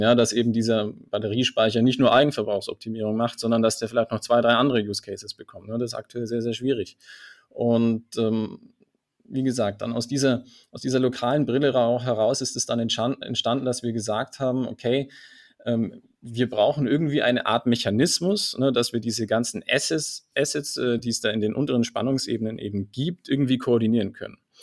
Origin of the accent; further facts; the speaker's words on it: Allgäu, Bavaria, Germany; Ich bin gebürtiger Allgäuer